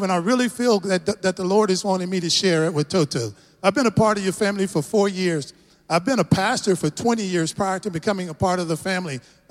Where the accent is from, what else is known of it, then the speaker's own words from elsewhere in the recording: Texas, United States; accent: Texas; I'm just a tall brother from another mother from Texas